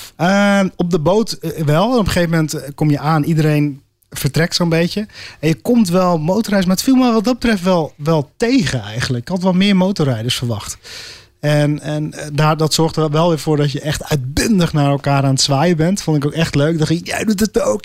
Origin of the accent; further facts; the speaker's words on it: Netherlands; voor ons als Nederlanders